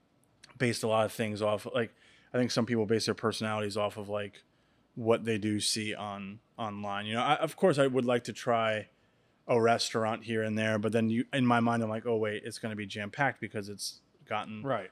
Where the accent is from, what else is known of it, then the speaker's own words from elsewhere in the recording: Lake Hopatcong, New Jersey, United States; Where I grew up on Lake Apacon in New Jersey.